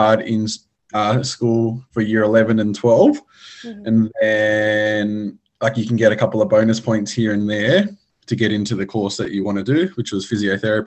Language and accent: English; Sydney, New South Wales, Australia; I'm from Sydney, Australia